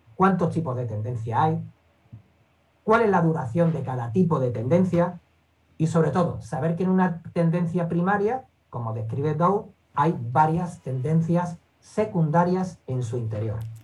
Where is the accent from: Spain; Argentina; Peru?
Spain; Seville, Andalusia; soy de aquí de Sevilla